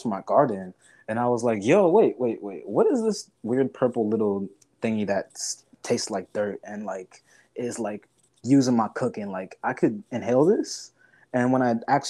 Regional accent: United States; being a young person growing up in America

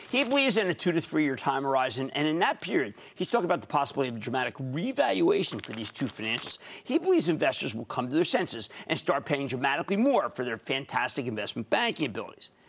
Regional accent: San Miguel de Allende, Guanajuato, Mexico; I'm from San Miguel de Allende, Mexico. Just visiting my mom in Texas.

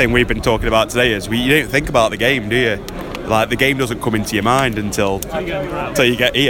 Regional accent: Uttoxeter, West Midlands, United Kingdom; I'm from Uttoxeter, little...

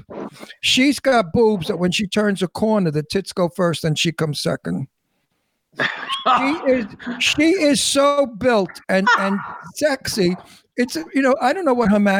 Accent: New York City, New York, United States; accent: Brooklyn; I'm from Brooklyn. I'm a New Yorker native, and I'm Italian, and I grew up with these guys

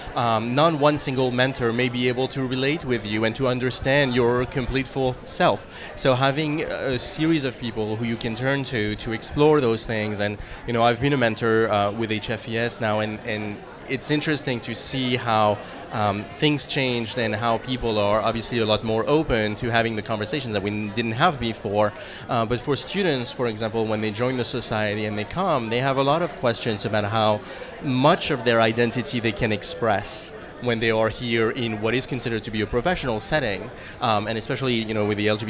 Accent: France; English is a second language; moved away as an adult; also born or lived in Boston; I'm originally from France, and when I arrived in Boston

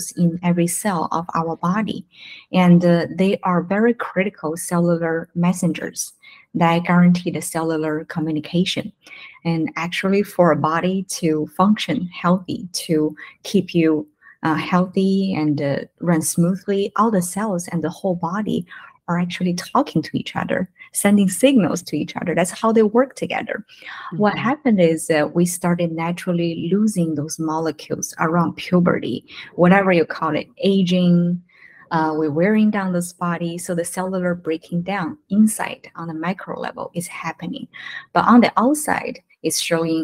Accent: China; now in United States; we're from mainland China. We moved from China to the States 10 years ago.

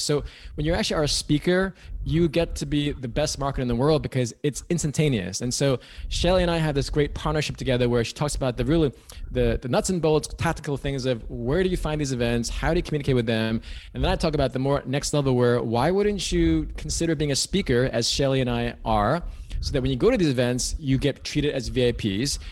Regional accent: New York City, New York, United States; moved away as an adult; now in California, United States; I am from New York City originally

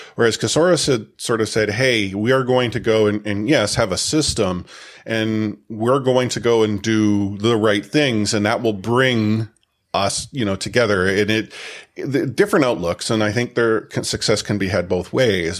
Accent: Canada; myself and …, we're Canadian

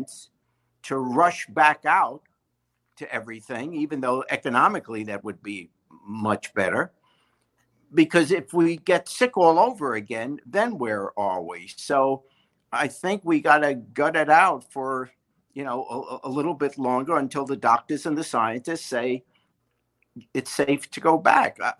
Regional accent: New York City, New York, United States; also born or lived in England; I was raised in New York City, and I'm a diehard Yankee fan

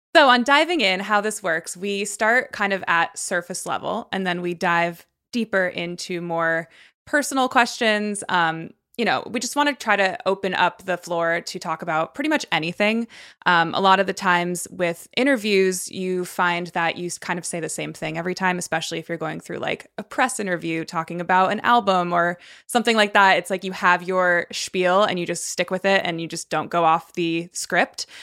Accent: Connecticut, United States; I grew up in Connecticut, so, like, you know, middle of nowhere

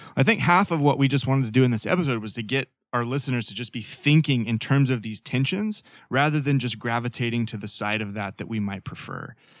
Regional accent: Fayetteville, Arkansas, United States; moved away as an adult; now in Portland, United States; Growing up in Nor-, Northwest Arkansas, born and raised

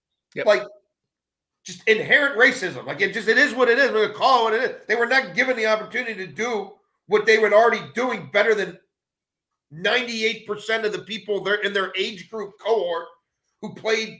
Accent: Baltimore, Maryland, United States; I'm growing up in Baltimore, and obviously D.C. is just right down the road.

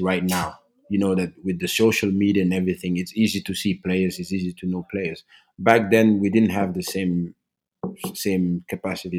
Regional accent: Norway; I was a kid growing up in Norway, so I was basically Norwegians in other people's eyes

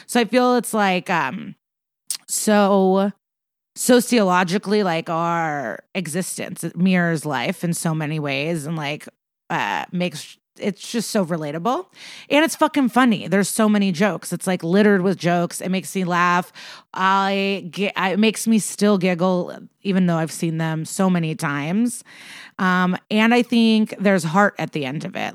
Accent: Chicago, Illinois, United States; I grew up around Chicago

